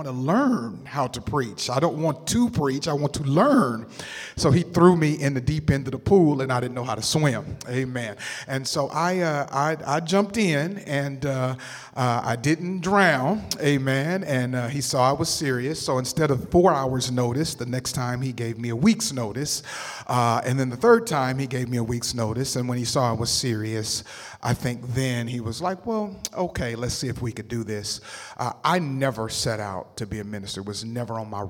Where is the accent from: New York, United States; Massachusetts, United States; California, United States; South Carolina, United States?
California, United States; Berkeley; moved away as an adult; now in Los Angeles, United States; my family moved to the Bay Area, so I matriculated through high school in Berkeley, California.